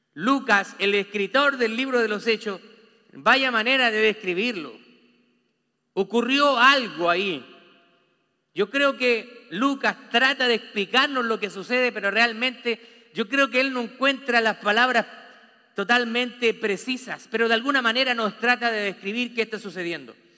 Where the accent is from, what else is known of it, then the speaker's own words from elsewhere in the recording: Chile; now in United States; Nosotros, allá en Chile, usted sabe que yo soy chileno